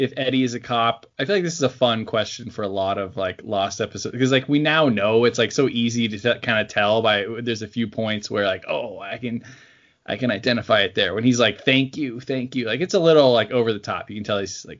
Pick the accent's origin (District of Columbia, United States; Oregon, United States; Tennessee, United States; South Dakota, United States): Oregon, United States; born or raised there